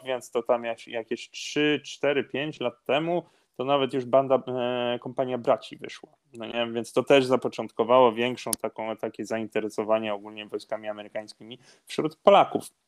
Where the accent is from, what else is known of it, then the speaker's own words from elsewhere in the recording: Norway; urodzony i wychowany w Norwegii byłem